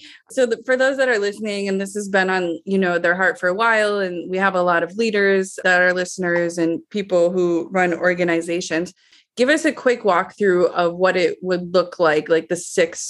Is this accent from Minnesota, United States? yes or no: yes; Minnesota, United States; the small town of Minnesota where I'm from